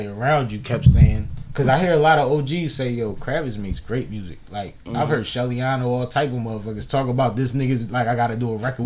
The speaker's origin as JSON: {"language": "English", "town": "Philadelphia", "region": "Pennsylvania", "country": "United States", "tie": "born or raised there", "said": "I'm Philly playground uptown"}